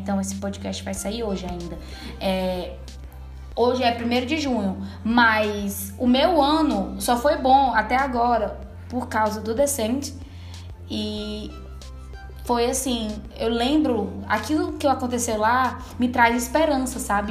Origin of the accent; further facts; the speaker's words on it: Caucaia, Ceará, Brazil; also born or lived in Fortaleza; nunca viajei, saí nem daqui da Calcaia, que eu moro em Fortaleza, né? Então eu nunca saí de Fortaleza